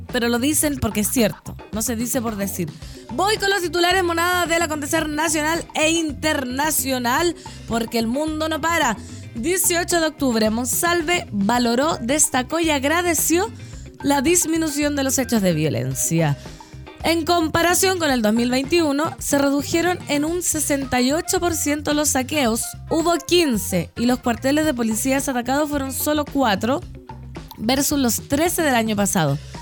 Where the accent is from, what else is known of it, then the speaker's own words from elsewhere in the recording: Putaendo, Valparaíso, Chile; now in Santiago, Chile; mi pueblo no se me va del corazón